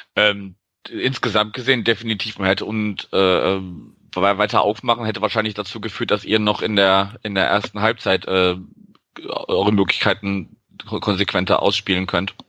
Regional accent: Wuppertal, North Rhine-Westphalia, Germany; moved away as an adult; also born or lived in Berlin; now in Hamburg, Germany; Also ich bin ja auch gar kein Norddeutscher gebürtig, sondern wohne erst seit zwei Jahren hier und äh, habe dann aus meiner Geburtsstadt Wuppertal noch so einen Umweg über Berlin gemacht, bevor ich hier gelandet bin

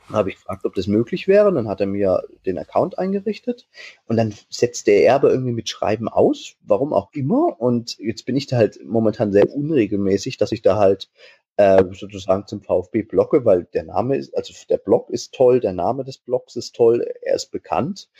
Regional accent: Weikersheim, Baden-Württemberg, Germany; now in Aschaffenburg, Germany; Aus Weikersheim wer das kennt, aus dem lieblichen Taubertal

